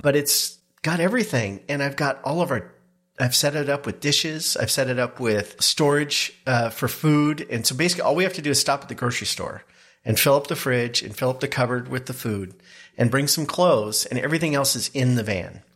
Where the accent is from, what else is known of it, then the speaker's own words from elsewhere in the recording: the Northwest, Pacific Northwest, United States; growing up in the Northwest, both of us, camped a lot